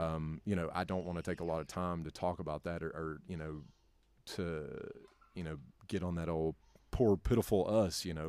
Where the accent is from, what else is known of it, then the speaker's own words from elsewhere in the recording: North Carolina, United States; moved away as an adult; also born or lived in Kentucky; now in Tennessee, United States; born and raised in North Carolina.